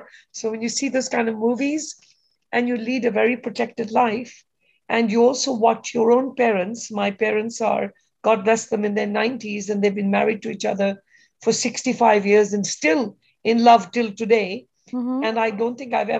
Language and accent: English; Kenya; moved away as an adult; now in United States; I grew up in Kenya in Africa.